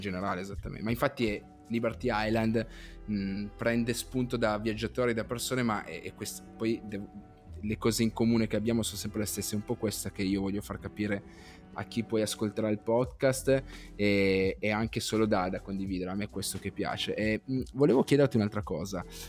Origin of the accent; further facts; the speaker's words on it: Piedmont, Italy; io sono piemontese